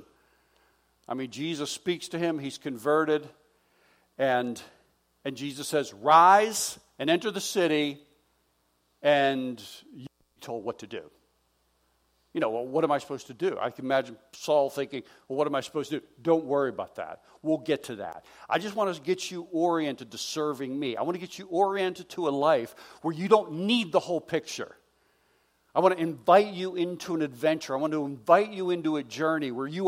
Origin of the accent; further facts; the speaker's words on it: Pittsburgh, Pennsylvania, United States; moved away as an adult; also born or lived in Philadelphia, Pennsylvania; I was born and raised in Pittsburgh, Pennsylvania, lived in Philadelphia for about 27 years